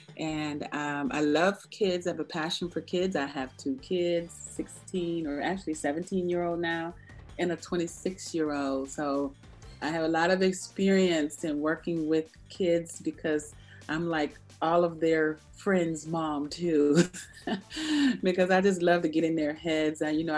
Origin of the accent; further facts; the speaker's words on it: Maryland, United States; I grew up on Andrews Air Force Base, more of my teen years, and I had an awesome, awesome teenage run there at Andrews.